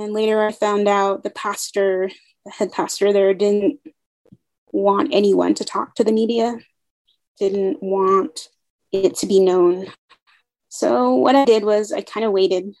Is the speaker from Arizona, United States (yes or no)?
yes; Kaibito, Arizona, United States; I'm originally from Kaito, Arizona. It's in the Western Navajo Nation. It's near Lake Powell, near the city of Page, Arizona